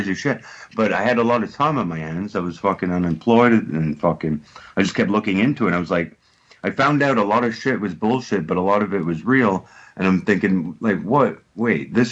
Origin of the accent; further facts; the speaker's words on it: Montreal, Quebec, Canada; moved away as an adult; now in United Kingdom; I'm from Montreal